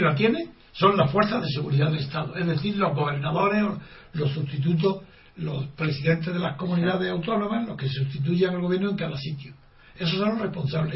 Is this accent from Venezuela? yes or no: no; Spain; yo soy el único español